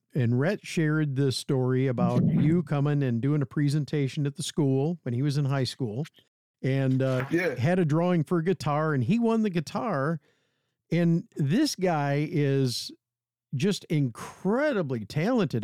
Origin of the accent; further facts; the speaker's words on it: Bay City, Michigan, United States; Which is my hometown. I grew up in the South End. I graduated from Bay City Central